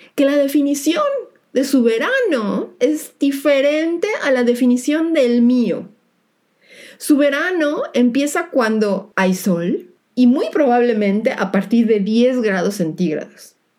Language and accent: Spanish; Mexico; now in Germany; mi país de origen, México